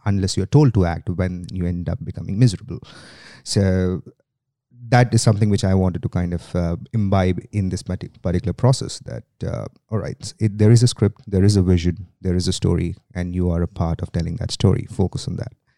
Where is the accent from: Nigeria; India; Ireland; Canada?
India; accent: Indian; moved away as an adult; now in Sydney, Australia; I am from India originally. That's where I have lived most of my life, uh, apart from the last twelve that has been in Australia